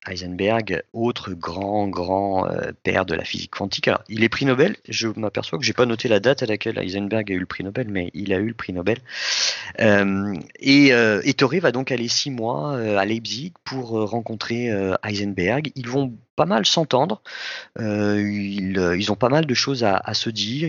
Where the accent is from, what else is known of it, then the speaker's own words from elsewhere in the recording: France; Nous, en France